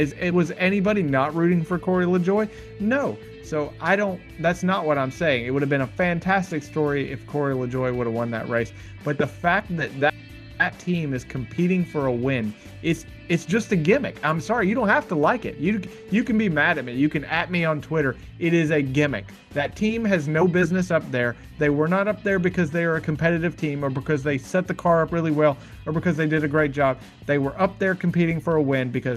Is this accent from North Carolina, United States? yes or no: no; Atlanta, Georgia, United States; my hometown track that matters so much to me